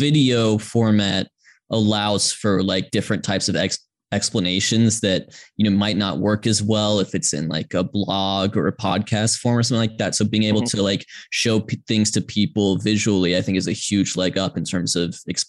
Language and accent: English; Georgia, United States; I grew up in Georgia, as did my parents who grew up in Atlanta, and I was born in the mid 90s in the middle of a dynasty